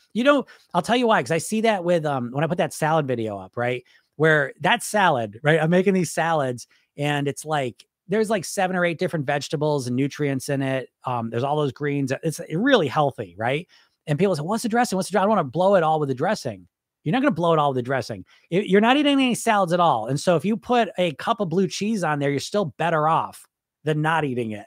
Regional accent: United States; I'm from America

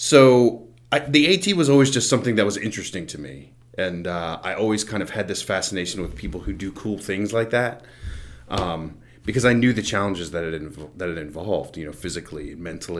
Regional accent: Front Royal, Virginia, United States; I'm originally from Front Royal, Virginia

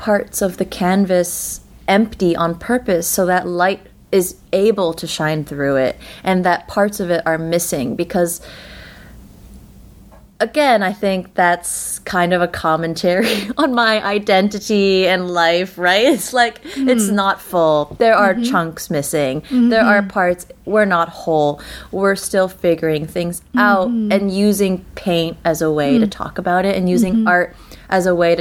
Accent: Beijing, China; moved away as an adult; also born or lived in United States / Brooklyn, New York; now in Woodstock, United States; I grew up in Beijing my entire life until I moved to the States for college

